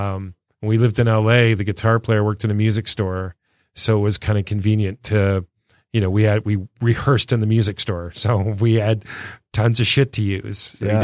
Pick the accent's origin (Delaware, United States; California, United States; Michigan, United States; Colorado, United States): Michigan, United States; Clinton Township; moved away as an adult; also born or lived in West Virginia / Sacramento; I was born and raised in Clinton Township, Harrington and Grosbeck. Went to school at De La Salle, downtown Detroit. Left in 1977 to go on a swimming scholarship in West Virginia.